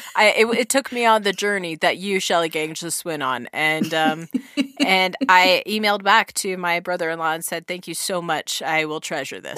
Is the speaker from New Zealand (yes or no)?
yes; New Zealand; accent: New Zealand; in my New Zealand accent